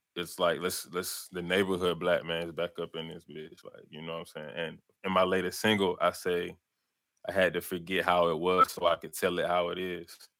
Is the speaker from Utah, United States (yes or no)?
no; Atlanta, Georgia, United States; born or raised there